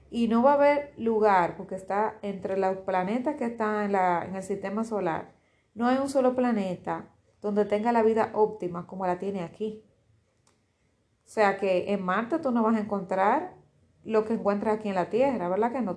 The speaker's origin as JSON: {"language": "Spanish", "country": "Dominican Republic", "said": "en mi país, en Dominicana"}